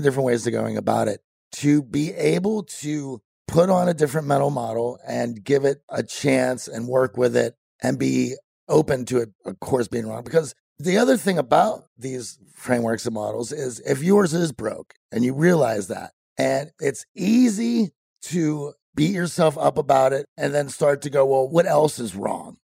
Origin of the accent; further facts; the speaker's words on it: Midwest, United States; growing up in the Midwest